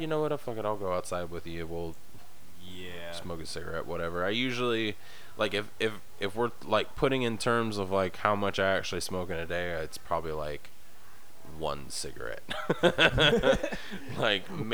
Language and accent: English; the South, United States; now in Nebraska, United States; I was born and raised in the South